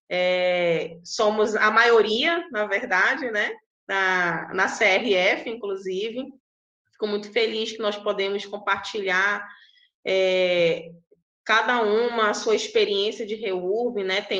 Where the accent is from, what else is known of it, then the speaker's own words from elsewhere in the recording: Amazonas, Brazil; Eu sou do Amazonas, tá, gente? É bem longe de vocês, né?